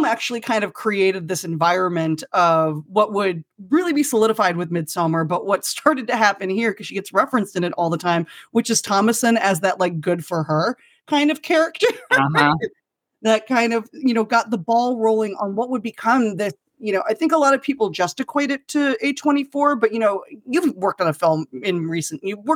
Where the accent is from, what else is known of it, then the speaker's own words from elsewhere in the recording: Rocky Mountains, United States; I grew up in the Rocky Mountains